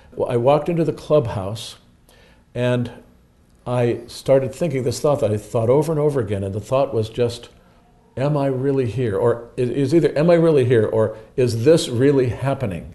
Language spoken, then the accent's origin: English; East Cleveland, Ohio, United States; also born or lived in Lakewood, Ohio; I was born in East Cleveland, Ohio, right near where the Kirtland, the Mormon Kirtland Temple is